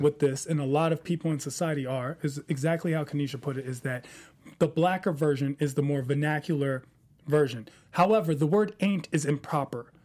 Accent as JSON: {"language": "English", "town": "Washington", "region": "District of Columbia", "country": "United States", "tie": "born or raised there", "said": "I grew up in Potomac Gardens"}